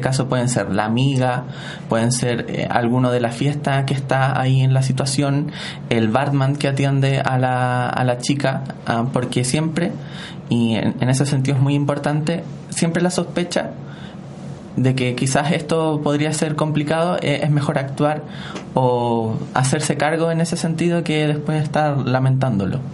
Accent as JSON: {"language": "Spanish", "town": "Santiago", "region": "Santiago Metropolitan Region", "country": "Chile", "said": "soy de Santiago, vivo en la comuna de Ñuñoa."}